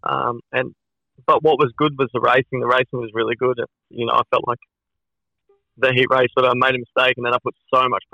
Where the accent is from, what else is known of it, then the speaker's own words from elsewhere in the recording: Australia; being Australian, racing in Australia